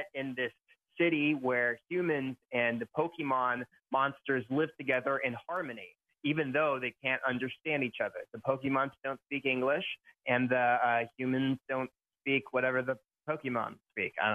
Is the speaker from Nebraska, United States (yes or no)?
yes; Nebraska, United States; now in Camarillo, United States; I grew up in Nebraska